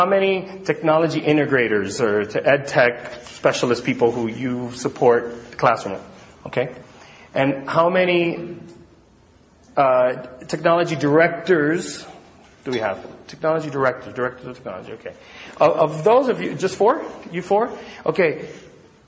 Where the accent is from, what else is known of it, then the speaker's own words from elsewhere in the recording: Miami, Florida, United States; I'm from Miami, Florida